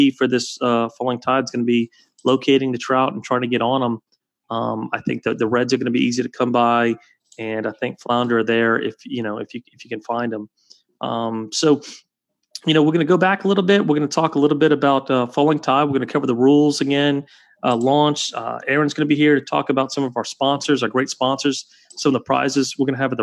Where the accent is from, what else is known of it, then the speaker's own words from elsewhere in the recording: Prairieville, Louisiana, United States; I'm from Prairieville. I went to Santa Maul before there was Dutchtown